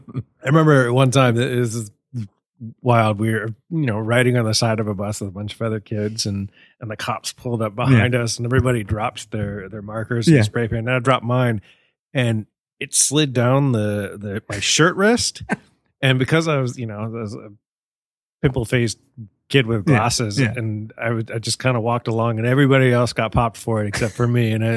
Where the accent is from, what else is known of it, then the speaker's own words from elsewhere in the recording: San Francisco, California, United States; moved away as an adult; also born or lived in Santa Barbara / Baltimore; I grew up in Chinatown in San Francisco